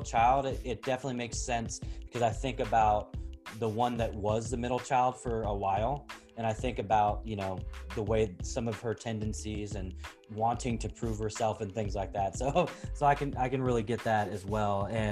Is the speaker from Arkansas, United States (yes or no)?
no; Portland, Oregon, United States; I grew up in the Pacific Northwest. I grew up in Portland